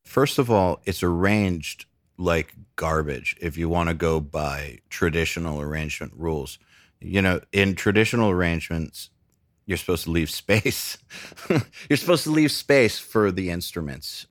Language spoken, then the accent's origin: English; Atlanta, Georgia, United States; also born or lived in Cleveland, Ohio; I was born in Cleveland, and then we moved to Atlanta